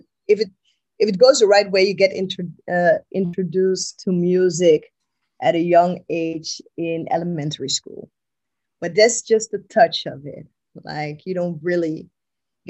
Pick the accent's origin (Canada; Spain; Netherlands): Netherlands; Rotterdam, South Holland; also born or lived in Amsterdam; I was born in Amsterdam. I grew up in Rotterdam, which is the second largest city in the Netherlands.